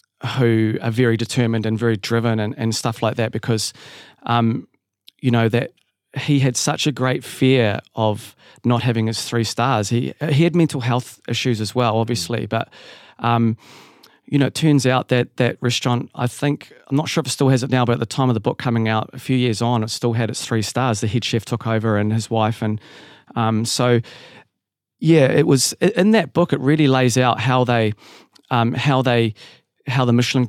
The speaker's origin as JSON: {"language": "English", "country": "New Zealand", "moved": "yes", "said": "I'd sort of didn't really see myself as a Kiwi anymore. I'd been away for so long."}